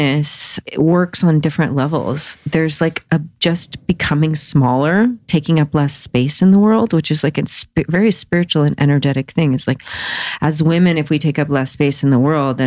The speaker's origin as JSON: {"language": "English", "region": "the Bible Belt", "country": "United States", "tie": "born or raised there", "said": "I grew up in the Bible Belt"}